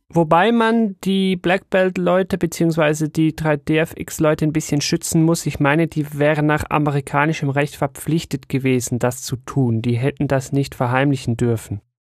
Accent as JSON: {"language": "German", "country": "Switzerland", "said": "bei uns in der Schweiz"}